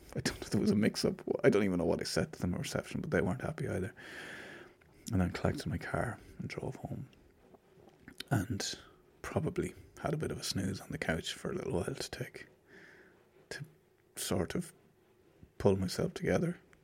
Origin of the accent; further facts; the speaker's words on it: Ireland; I'm Irish